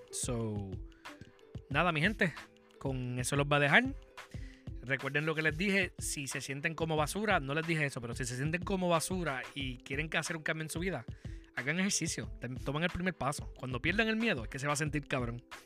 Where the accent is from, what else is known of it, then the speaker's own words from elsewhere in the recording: Puerto Rico; como boricua